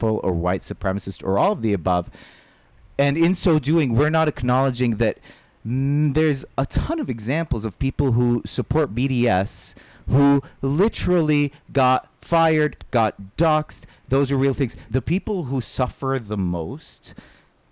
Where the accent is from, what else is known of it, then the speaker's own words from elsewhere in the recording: Saudi Arabia; moved away; I grew up in Saudi Arabia.